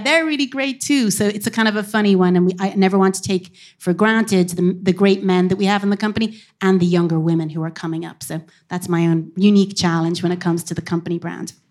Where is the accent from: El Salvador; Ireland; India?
Ireland; Cork, Munster; now in Dublin, Ireland; I am from Cork, but I live here in Dublin a long time